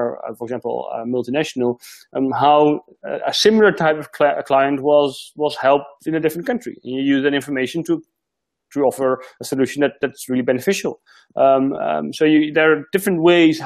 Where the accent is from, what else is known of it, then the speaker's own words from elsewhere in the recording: Netherlands; moved away as an adult; now in Australia; I've been living here for a year now, so I'm still figuring it out, because I'm originally from the Netherlands.